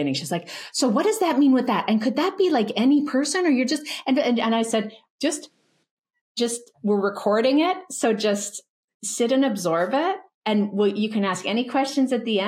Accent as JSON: {"language": "English", "town": "Calgary", "region": "Alberta", "country": "Canada", "tie": "born or raised there", "said": "I grew up in Calgary, Alberta in the 1980s."}